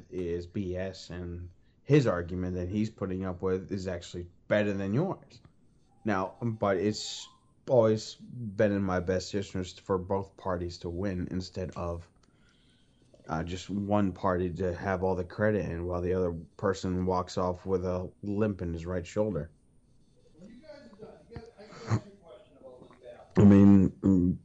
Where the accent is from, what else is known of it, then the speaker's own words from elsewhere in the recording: Boston, Massachusetts, United States; accent: Boston; now in Tennessee, United States; I am actually from Boston, Massachusetts. And from time to time, I do have a little bit of an accent that kind of comes and goes.